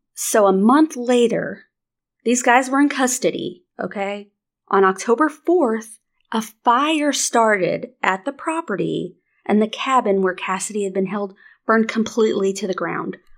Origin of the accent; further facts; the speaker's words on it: near the Missouri border, Arkansas, United States; moved away; grew up, like, thirty minutes from the Missouri b-, border